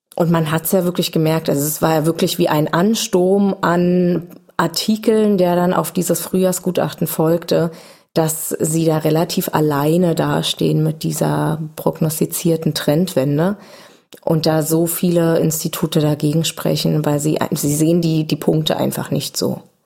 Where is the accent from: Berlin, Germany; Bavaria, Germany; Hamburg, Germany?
Berlin, Germany; als Berliner